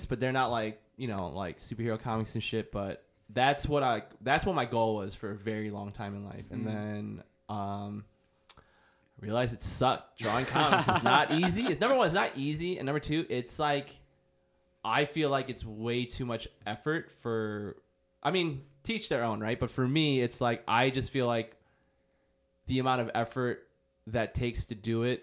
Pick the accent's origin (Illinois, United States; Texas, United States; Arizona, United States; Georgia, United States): Illinois, United States; Chicago; I'm from here. I'm from Chicago. I was born in Edgewater.